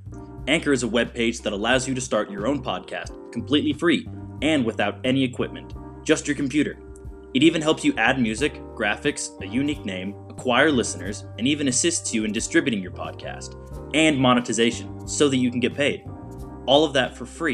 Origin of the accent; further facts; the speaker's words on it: Dallas, Texas, United States; I am from Dallas, Texas. I'm from the far north area, like around the Plano-Richardson area